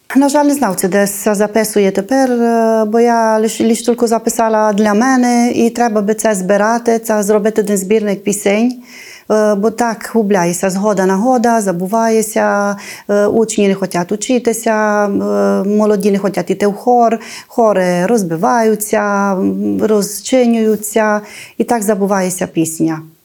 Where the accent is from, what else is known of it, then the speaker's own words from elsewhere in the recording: Ruscova, Maramureș County, Romania; Це моє рідне село